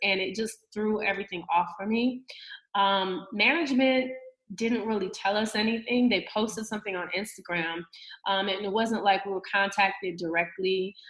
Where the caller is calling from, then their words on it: Atlanta, Georgia, United States; I'm calling from Atlanta.